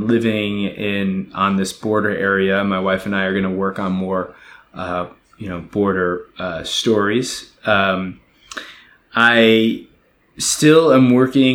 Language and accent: English; United States; from my perspective as an American